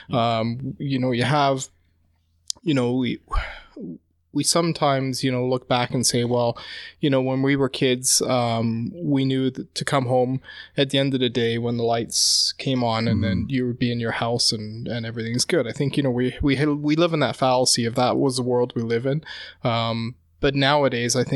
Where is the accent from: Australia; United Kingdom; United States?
United Kingdom; England; Yeah, yeah. I grew up in in in England